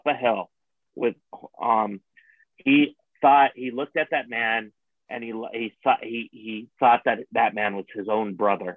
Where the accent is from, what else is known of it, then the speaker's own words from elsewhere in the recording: Buffalo, New York, United States; moved away; also born or lived in Arizona; I grew up in Buffalo, New York